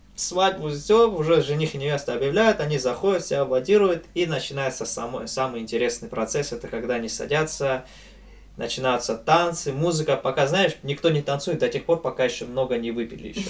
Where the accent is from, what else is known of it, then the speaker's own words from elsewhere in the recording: Abkhazia, Georgia; я попал сюда, в Абхазию, и мои предки, и все, вся моя семья щас живёт